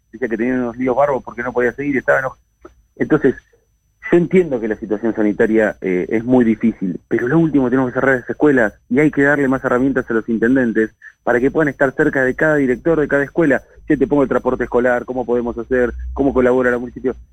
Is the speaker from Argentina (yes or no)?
yes; Hurlingham, Buenos Aires Province, Argentina; yo soy de Burlingame, tengo un gran compromiso, trabajo acá